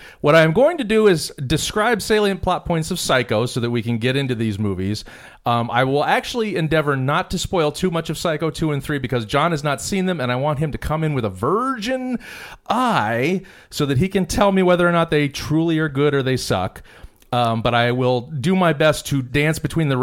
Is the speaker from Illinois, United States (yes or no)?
no; Phoenix, Arizona, United States; Phoenix, my hometown